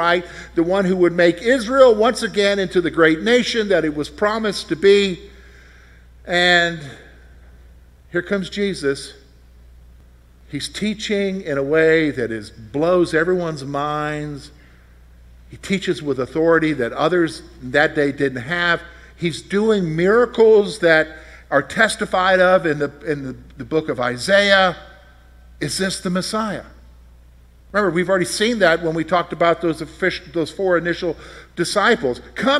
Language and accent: English; West Berlin, Berlin, Germany; born there; You know, so I was born in West Berlin, Germany, in an army hospital.